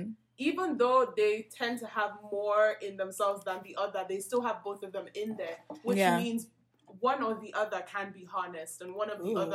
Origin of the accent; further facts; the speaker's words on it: Nigeria; I'm Nigerian.